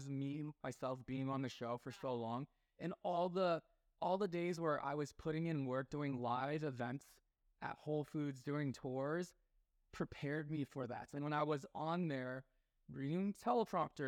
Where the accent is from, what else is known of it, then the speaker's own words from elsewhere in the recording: Taiwan; I'm from Taiwan